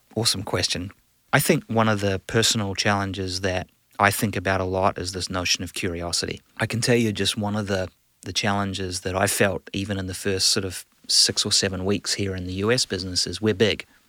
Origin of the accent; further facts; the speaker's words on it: New Zealand; moved away; I'm a proud, uh, New Zealander, a Kiwi.